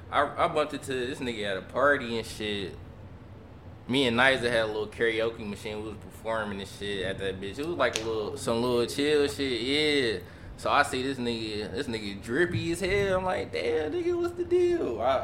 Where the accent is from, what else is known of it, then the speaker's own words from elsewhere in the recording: Mount Clemens, Michigan, United States; I'm from Mount Clemens.